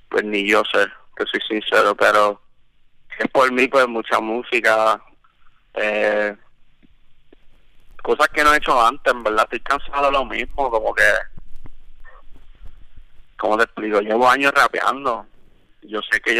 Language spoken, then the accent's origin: Spanish; Puerto Rico; moved away; porque cuando yo llegué, vine de Puerto Rico, habían shows, o sea, no como antes.